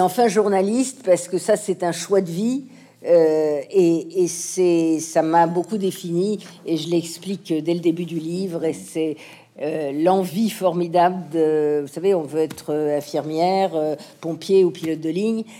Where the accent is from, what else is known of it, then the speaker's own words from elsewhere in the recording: France; also born or lived in United States; toutes mes racines sont françaises, mon éducation euh, euh, mais mon amour de la littérature, euh, mes, mes connaissances, mais voilà, toute ma vie s'est passée ici en France